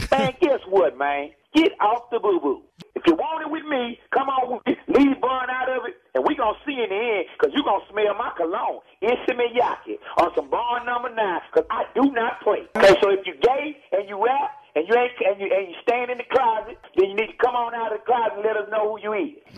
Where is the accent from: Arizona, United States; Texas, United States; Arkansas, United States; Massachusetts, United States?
Texas, United States; I'm from Texas